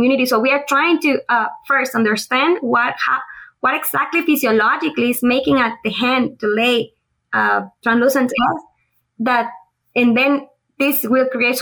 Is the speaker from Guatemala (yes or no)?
yes; Guatemala; moved away as an adult; also born or lived in Honduras; now in Auburn, United States; I am originally from Guatemala.